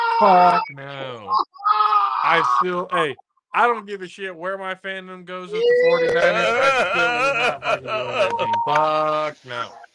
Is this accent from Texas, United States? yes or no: yes; Texas, United States; I mean, I'm from Texas.